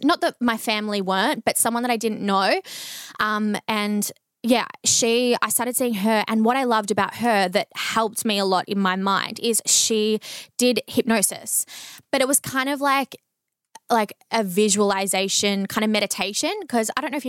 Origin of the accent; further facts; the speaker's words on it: Bendigo, Victoria, Australia; And then near where I grew up in Bendigo, there was another psychologist that I started going